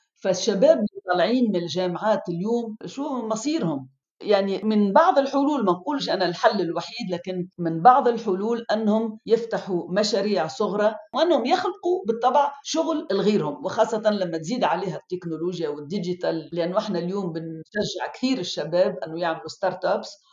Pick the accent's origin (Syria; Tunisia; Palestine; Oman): Tunisia